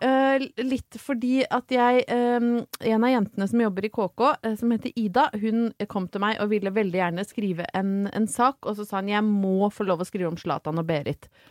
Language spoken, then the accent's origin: Norwegian; Brøttum, Innlandet, Norway; jeg er fra Brøttum